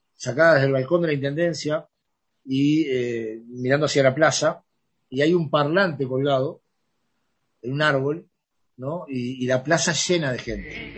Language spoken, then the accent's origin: Spanish; San José, Uruguay; yo soy de San José